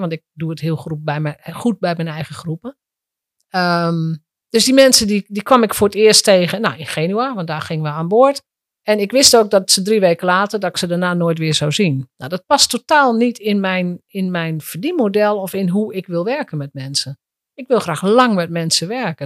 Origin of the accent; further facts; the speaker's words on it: Drenthe, Netherlands; moved away; ik kom uit Drenthe oorspronkelijk. Als Drents meisje